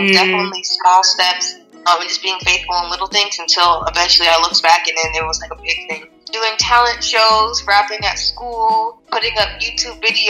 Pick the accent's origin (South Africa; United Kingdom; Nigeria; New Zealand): Nigeria; I guess being Nigerian just helped me relate to people better, because I'm just not in one cultural mindset